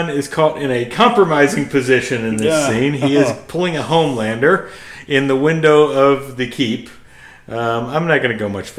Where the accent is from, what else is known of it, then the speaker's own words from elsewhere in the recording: United States; we're not British. We're so, American